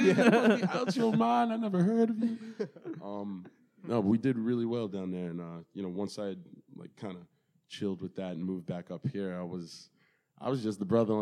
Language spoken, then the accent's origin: English; Baldwin, New York, United States; also born or lived in Brooklyn, New York; when I moved to Baldwin from Brooklyn